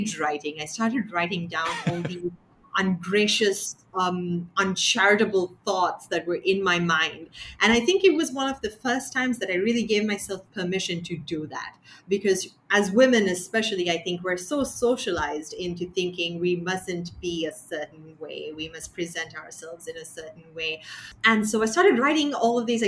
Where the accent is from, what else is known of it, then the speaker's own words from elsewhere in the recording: Sri Lanka; growing up in Sri Lanka